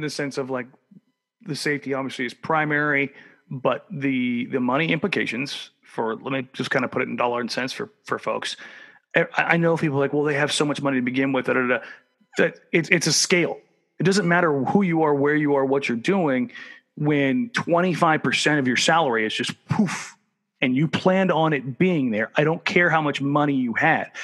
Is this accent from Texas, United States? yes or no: no; Southern California, United States; now in Oregon, United States; as much as I live in Oregon, I'm, I'm not technically an Oregonian. I'm from Southern California